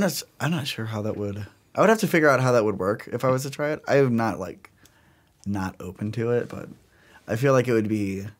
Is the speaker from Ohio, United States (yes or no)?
no; Sugar Grove, Illinois, United States; I think it's easy to say like, oh, I'm like from Chicago because people know where that is.